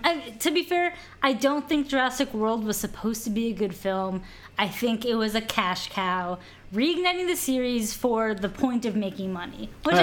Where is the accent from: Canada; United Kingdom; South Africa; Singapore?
Canada; We're very Canadian sorry.